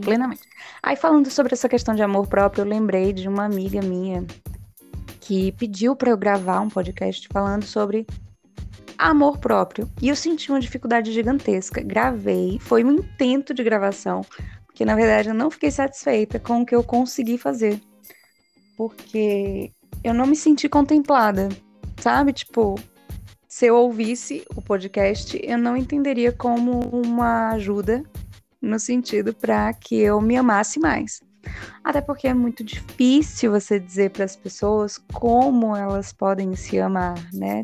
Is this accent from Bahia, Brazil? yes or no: yes; Feira de Santana, Bahia, Brazil; minha cidade natal, na Bahia, Feira de Santana